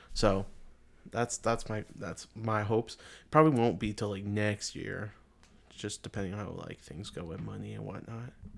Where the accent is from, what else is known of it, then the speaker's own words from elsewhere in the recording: Canada; we're from Canada